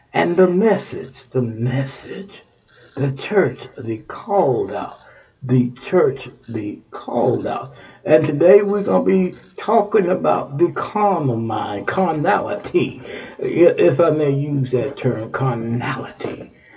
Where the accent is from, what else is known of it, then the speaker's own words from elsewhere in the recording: Texas, United States; moved away; my home state, Texas